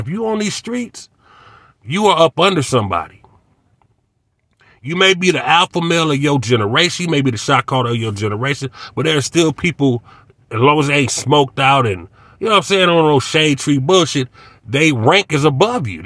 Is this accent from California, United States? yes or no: yes; Inglewood, California, United States; I grew up in Center Park down the street in the hundreds